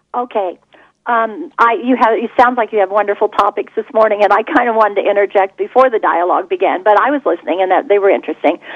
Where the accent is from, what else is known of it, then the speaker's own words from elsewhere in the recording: Champaign, Illinois, United States; I live in Champaign. I was raised here in Champaign